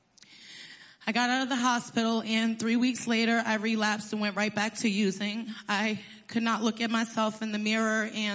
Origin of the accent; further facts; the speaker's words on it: Passaic, New Jersey, United States; I was born in Passaic, New Jersey. I was raised by my mom and my stepdad.